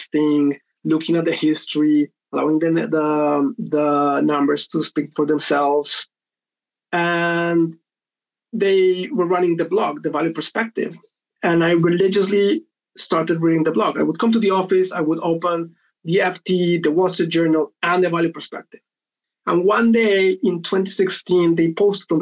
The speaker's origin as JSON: {"language": "English", "country": "Colombia", "tie": "born or raised there", "moved": "as an adult", "lives_now": "United Kingdom", "said": "I was born and raised in Colombia, came to the UK to do an MBA in 2009."}